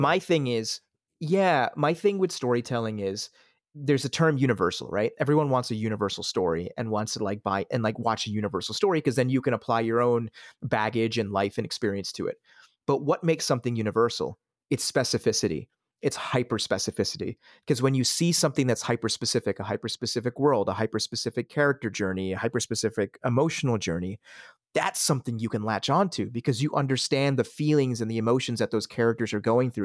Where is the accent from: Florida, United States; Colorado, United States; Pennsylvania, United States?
Pennsylvania, United States; also born or lived in Switzerland; I grew up in the suburbs of Pennsylvania. I, I was born in Switzerland and, and immigrated to the country in, in, in nineteen ninety.